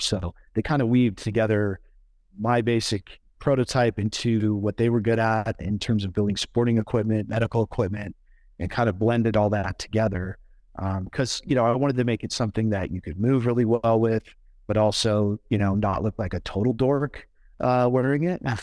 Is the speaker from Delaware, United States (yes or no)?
no; Oregon, United States; now in Colorado, United States; so I grew up in Oregon